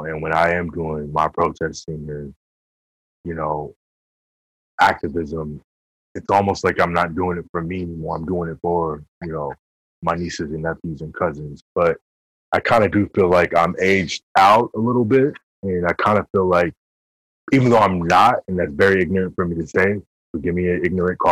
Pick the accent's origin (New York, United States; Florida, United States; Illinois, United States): New York, United States; We come from King Queens